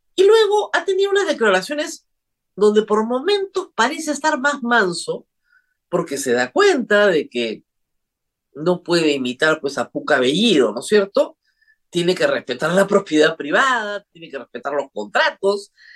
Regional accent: Peru

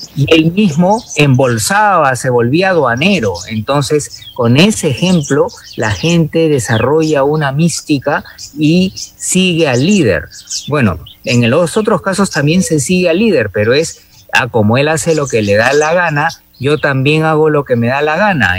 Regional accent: Peru

